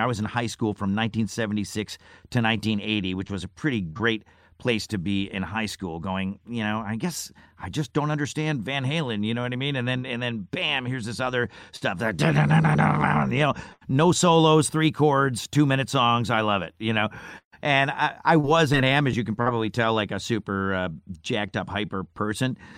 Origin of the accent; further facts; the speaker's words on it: Syracuse, New York, United States; moved away; I grew up in Syracuse, New York.